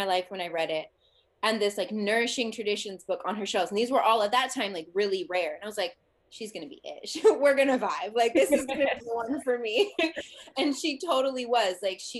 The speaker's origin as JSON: {"language": "English", "town": "Los Angeles", "region": "California", "country": "United States", "said": "And they moved to Alabama. I was like, I'm from Los Angeles. I was like, I am not moving to Alabama."}